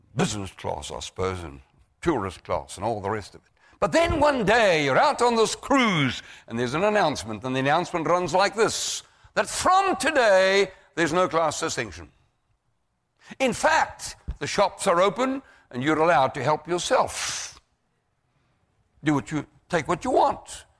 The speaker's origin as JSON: {"language": "English", "country": "South Africa", "said": "I come to your country from South Africa"}